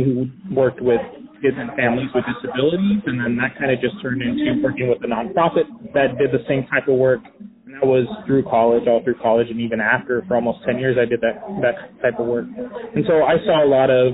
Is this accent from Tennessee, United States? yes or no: no; Phoenix, Arizona, United States; I was born and raised here in Phoenix